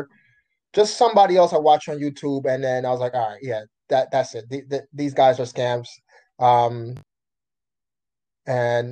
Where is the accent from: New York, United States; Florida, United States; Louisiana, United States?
New York, United States; New York City; also born or lived in Jamaica; I was born in Jamaica, but I was raised here in Brooklyn, New York